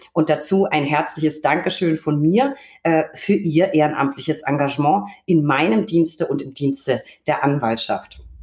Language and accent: German; Recklinghausen, North Rhine-Westphalia, Germany; in meiner Heimat, nee, Recklinghausen